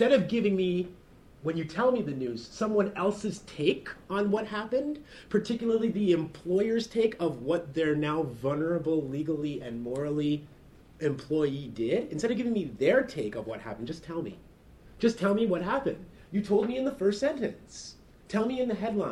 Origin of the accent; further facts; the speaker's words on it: Oshawa, Ontario, Canada; I grew up just outside of Toronto in a suburb called Oshawa.